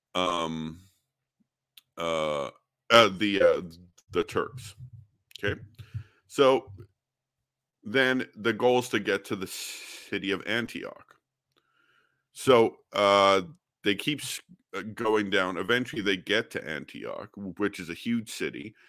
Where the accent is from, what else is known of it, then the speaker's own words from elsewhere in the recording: Alberta, Canada; I'm from Canada. uh, born and raised in Alberta